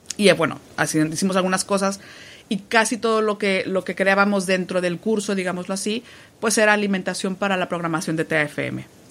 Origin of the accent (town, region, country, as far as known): Mexico; moved away as an adult; now in Spain